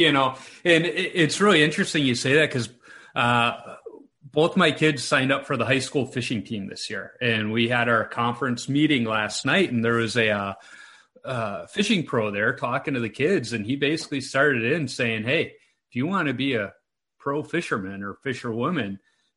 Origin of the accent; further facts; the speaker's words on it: Chicago, Illinois, United States; moved away as an adult; now in Minnesota, United States; I live in Minnesota now, but I'm originally from Chicago.